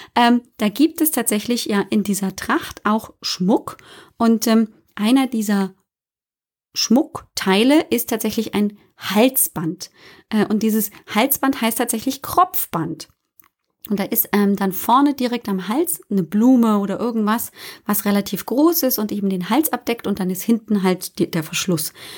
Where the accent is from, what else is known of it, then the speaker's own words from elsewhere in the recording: Bavaria, Germany; Ich komme ja aus Bayern, hört man manchmal aber nicht so deutlich